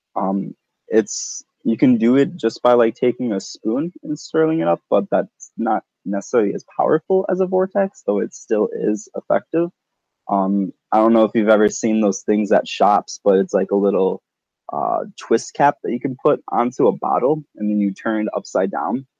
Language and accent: English; Wisconsin, Minnesota area, Midwest, United States; I grew up in Wisconsin, Minnesota kinda area